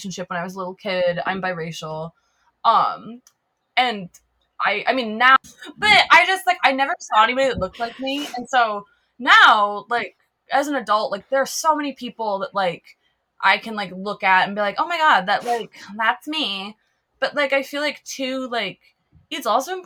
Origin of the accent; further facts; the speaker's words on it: Twin Cities, Minnesota, United States; I live in Minneapolis, but I grew up in a suburb